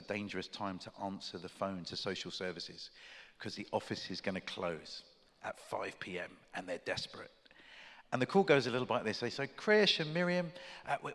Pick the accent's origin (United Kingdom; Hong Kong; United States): United Kingdom; I'm British